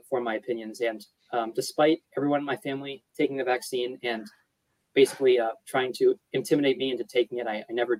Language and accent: English; Maine, United States; moved away as an adult; now in Massachusetts, United States; I'm basically from Maine